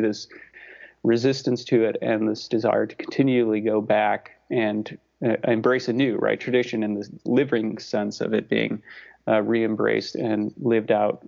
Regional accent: Chicago, Illinois, United States; moved away as an adult; now in Kentucky, United States; I'm from the Chicago area.

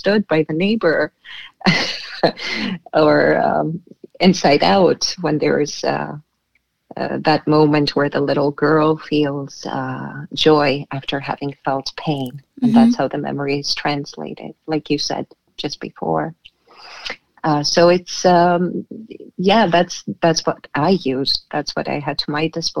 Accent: Canada; also born or lived in Boston, United States / Crete, Greece; now in Denmark; Being Canadian myself

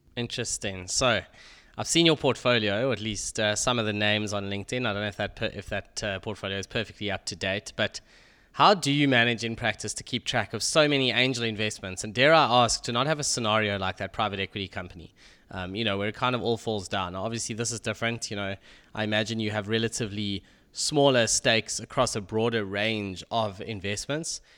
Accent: South Africa; as a South African

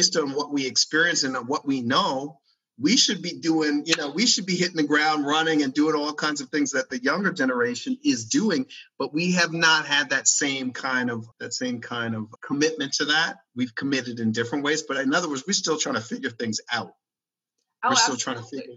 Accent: Maryland, United States; when I grew up in Maryland

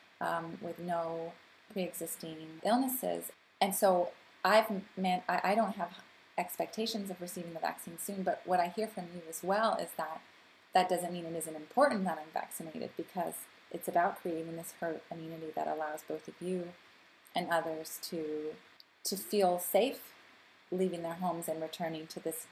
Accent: United States; also born or lived in Canada; now in Geneva, Switzerland; being an American and Canadian living in Geneva

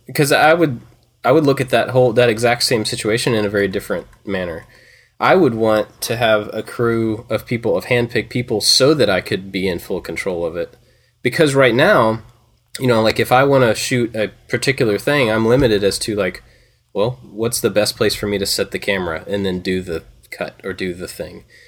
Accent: Kentucky, United States; now in Georgia, United States; I grew up in Kentucky

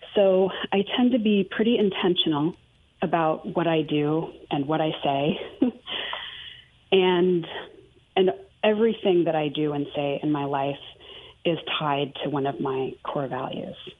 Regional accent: Maine, United States; moved away; also born or lived in Houston / Greenville, South Carolina; grew up fairly poor in Maine, in the middle of nowhere

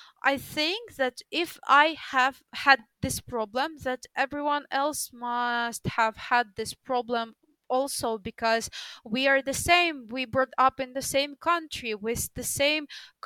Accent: Ukraine; English is a second language; In Ukraine, we study English from the first grade in school

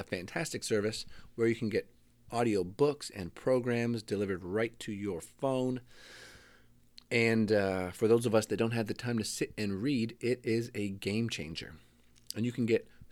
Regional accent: Canada; I'm Canadian

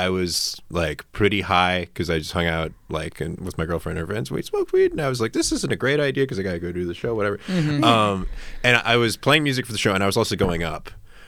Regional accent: West Virginia, United States; West Virginia.

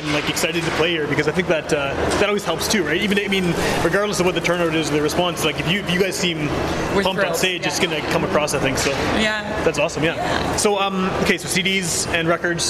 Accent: Winnipeg, Manitoba, Canada; I am from Wolseley

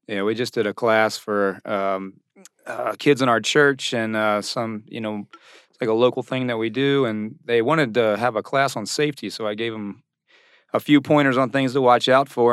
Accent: Virginia Beach, Virginia, United States; I'm from Virginia Beach

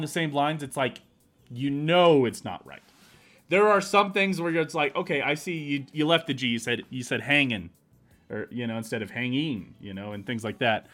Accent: Kansas City, United States; We grew up in Kansas City, and Kansas City is a weird mesh of kind of all of it

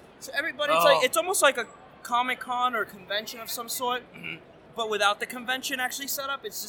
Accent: Australia; now in Cleveland, United States; I'm from originally from Australia, but I live in Cleveland.

